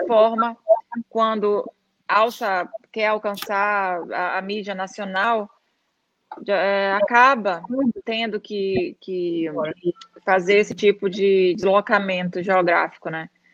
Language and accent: Portuguese; São Luís, Maranhão, Brazil; moved away as an adult; na nossa cidade é, é uma ilha é, é, em, em alguns aspectos, assim, não só questão geográfica, né? Hum, e, e, na época que eu saí de São Luís, em 2000